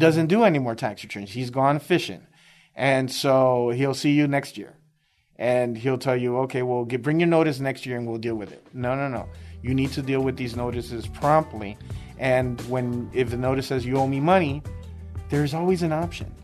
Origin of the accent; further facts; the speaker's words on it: Chicago, Illinois, United States; moved away as an adult; now in Texas, United States; I'm originally from Chicago, uh, inner city Chicago, uh, born and raised